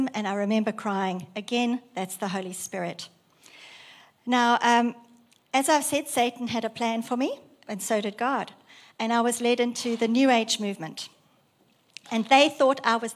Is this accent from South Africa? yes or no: yes; South Africa; moved away as an adult; now in Australia; I was raised in South Africa, grown up in South Africa, and immigrated in 1999 to Australia.